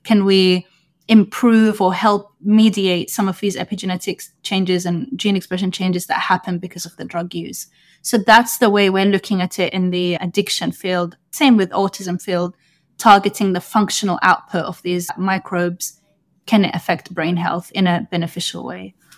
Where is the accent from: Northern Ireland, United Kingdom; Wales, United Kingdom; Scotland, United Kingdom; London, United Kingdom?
London, United Kingdom; moved away as an adult; also born or lived in Sudan (ancestry); now in New York, United States; I grew up in London, U K